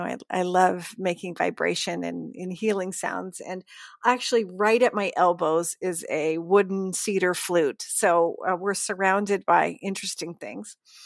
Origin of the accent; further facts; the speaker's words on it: Pittsburgh, Pennsylvania, United States; moved away as an adult; also born or lived in New York / Los Angeles; now in Northern California, United States; I'm originally from Pittsburgh, Pennsylvania.